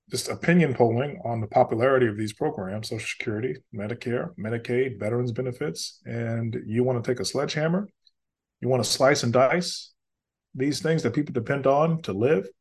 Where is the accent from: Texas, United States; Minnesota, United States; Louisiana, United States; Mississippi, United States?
Louisiana, United States; growing up in Louisiana